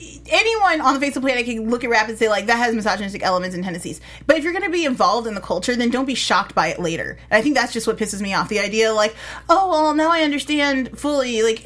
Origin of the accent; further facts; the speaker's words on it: Chicago, Illinois, United States; And I'm from Chicago, so.